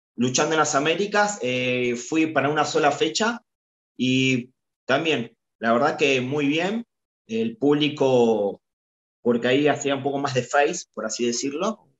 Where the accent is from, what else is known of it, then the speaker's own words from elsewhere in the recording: Argentina; representando a Boca, a Boca Junior y a la selección argentina eh, en mi país